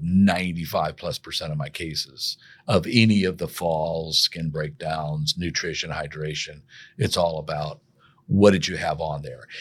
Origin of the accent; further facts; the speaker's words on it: Sangamon County, Illinois, United States; moved away as an adult; also born or lived in Saint Louis, Missouri; go back to my hometown and work that summer for the prosecutor's office in Sangamon County, Illinois